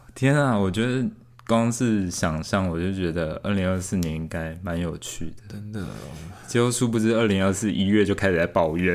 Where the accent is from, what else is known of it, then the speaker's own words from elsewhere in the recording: Tainan, Taiwan; 我们台南这边